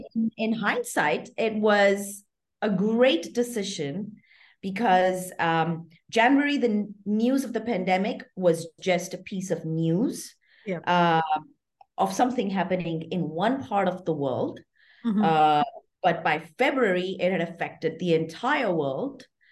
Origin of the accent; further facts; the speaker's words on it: Qatar; I am Indian, but having grown up in Qatar, I lived my entire life as an expatriate.